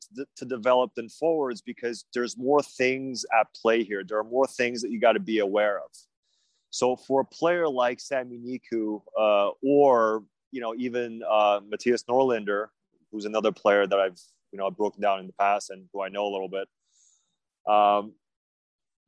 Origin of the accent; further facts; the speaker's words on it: Montreal, Quebec, Canada; also born or lived in China; I was born in China, but I grew up in Montreal